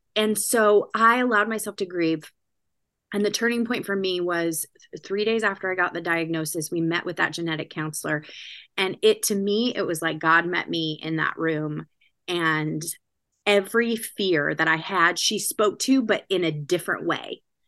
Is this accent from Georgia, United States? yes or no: no; California, United States; moved away as an adult; also born or lived in Washington State; now in New Jersey, United States; I'm California, born and bred